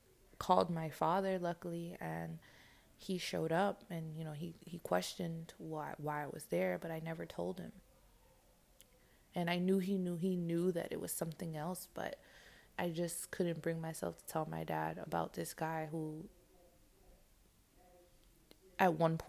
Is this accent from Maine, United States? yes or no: no; New York, United States; I'm from New York